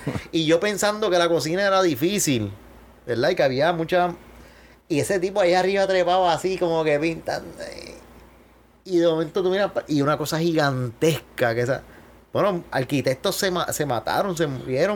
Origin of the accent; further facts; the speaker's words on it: Guayama, Puerto Rico; moved away as an adult; also born or lived in Miami; yo decido regresarme a mi pueblo